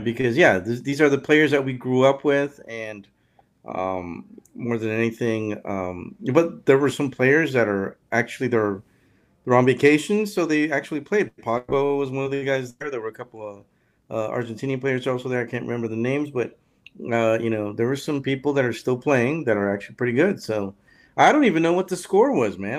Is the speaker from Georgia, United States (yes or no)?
no; California, United States; I'm from California